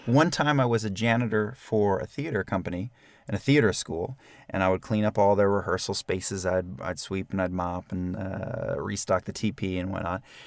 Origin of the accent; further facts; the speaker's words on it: Weehawken, New Jersey, United States; My first job ever was working for the Department of Public Works in my hometown of Weehawken, New Jersey.